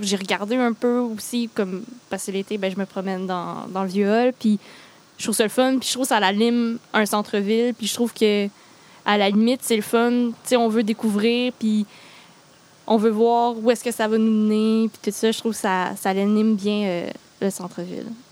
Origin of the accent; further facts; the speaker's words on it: Granby, Quebec, Canada; moved away as an adult; now in Gatineau, Canada; je viens pas de l'Outaouais, moi, je viens de Granby